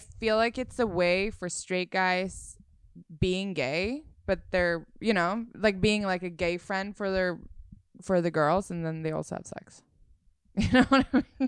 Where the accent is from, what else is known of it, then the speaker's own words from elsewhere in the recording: Sweden; moved away as an adult; now in Los Angeles, United States; I'm from Sweden